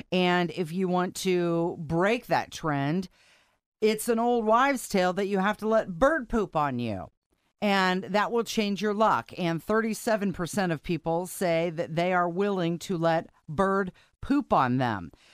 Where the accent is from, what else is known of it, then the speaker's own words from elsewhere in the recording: Ohio, United States; now in Indiana, United States; growing up in Ohio